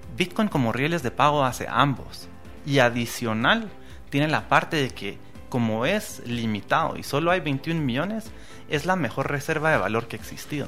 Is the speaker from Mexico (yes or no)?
no; Guatemala; tenemos la oportunidad hoy como guatemaltecos